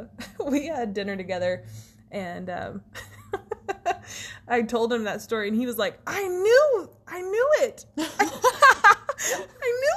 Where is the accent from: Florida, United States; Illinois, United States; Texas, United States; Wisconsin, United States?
Texas, United States; Big Spring; I'm from East Texas, and then I spent a lot of time, like most of my family's in East Texas, and then we lived, I mean, I grew up mostly in Big Spring